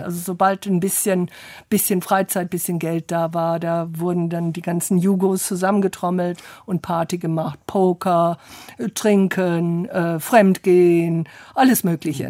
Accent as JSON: {"language": "German", "region": "London", "country": "United Kingdom", "tie": "born or raised there", "also_born_or_lived": "Oxford", "moved": "yes", "said": "ich bin in London groß geworden, Oxford geboren"}